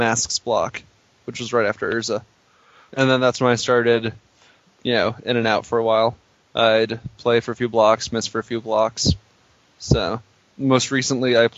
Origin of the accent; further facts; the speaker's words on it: South Dakota, United States; I'm from South Dakota, and there's nothing to do up here